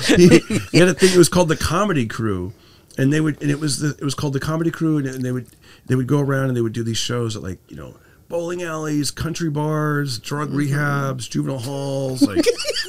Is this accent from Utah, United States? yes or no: no; Fresno, California, United States; now in Los Angeles, United States; I grew up in, California, but okay. He would, in Fresno